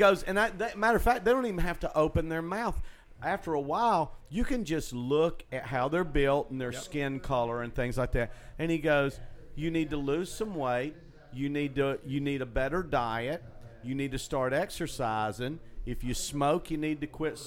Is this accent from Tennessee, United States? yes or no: yes; Chattanooga, Tennessee, United States; growing up where I grew up in Chattanooga